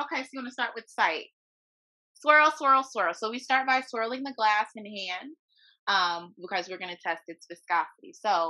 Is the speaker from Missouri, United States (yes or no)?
yes; Ferguson, Missouri, United States; My hometown.